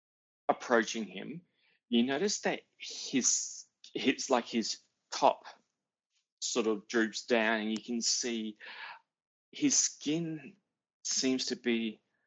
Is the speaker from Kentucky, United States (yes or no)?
no; El Segundo, California, United States; No. I'm from El Segundo.